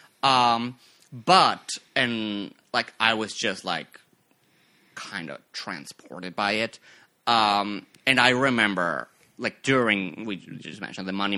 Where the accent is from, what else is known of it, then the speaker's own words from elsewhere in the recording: Mexico; also born or lived in Mexico City; now in United States; I was born in Mexico. I was born and raised over there. Born in Mexico City, grew up like a little, like 90 minutes outside of it